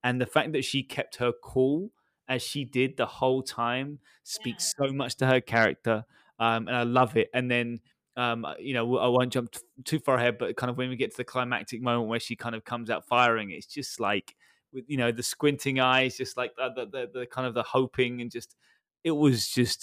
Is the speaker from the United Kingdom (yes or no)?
yes; United Kingdom; being a British guy